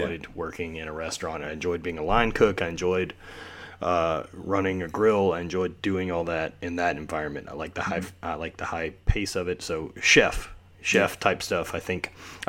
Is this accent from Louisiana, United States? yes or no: yes; Louisiana, United States; that's why me and Donnie Schenkel have the same accent. We're both from Louisiana.